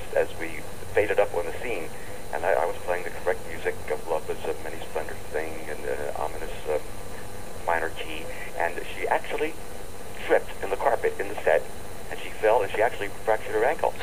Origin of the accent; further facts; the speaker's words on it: Philadelphia, Pennsylvania, United States; now in New York, United States; my hometown happens to be Philadelphia